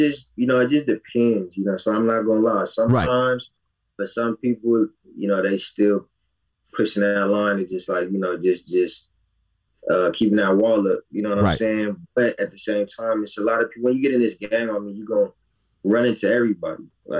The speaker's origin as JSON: {"language": "English", "country": "Nigeria", "said": "Me being Nigerian."}